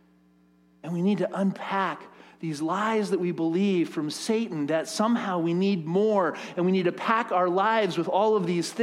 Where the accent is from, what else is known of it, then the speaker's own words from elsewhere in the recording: United States; As American, capitalist, Western Christians